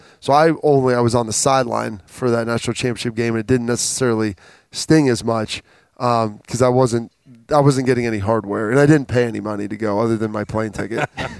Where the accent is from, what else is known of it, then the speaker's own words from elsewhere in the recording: Ohio, United States; from growing up in Ohio and knowing 10 years of 13 years of ineptitude